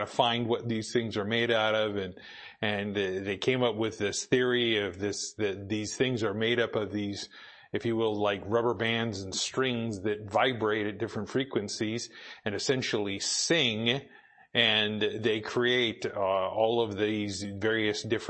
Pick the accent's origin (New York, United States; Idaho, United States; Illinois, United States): Idaho, United States; Boise; moved away; I grew up in Boise